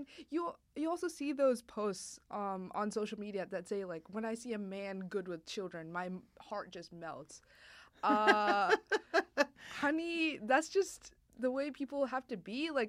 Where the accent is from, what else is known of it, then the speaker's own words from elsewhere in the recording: India; for those of you who don't know, I am Indian.